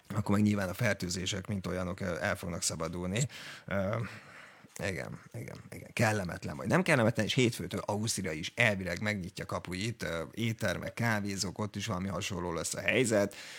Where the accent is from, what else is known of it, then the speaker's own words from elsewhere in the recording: Hungary; magyar vagyok